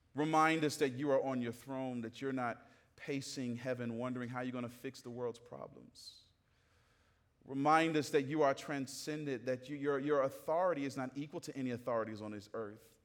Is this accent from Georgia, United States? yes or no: yes; Atlanta, Georgia, United States; I grew up in the South. I'm from Atlanta, Georgia